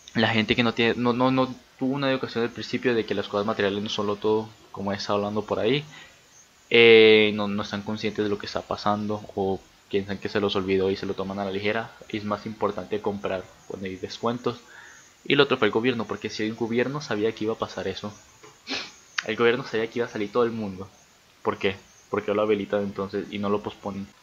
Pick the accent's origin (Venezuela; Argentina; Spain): Venezuela; moved away as an adult; soy venezolano y me tengo que salir de mi país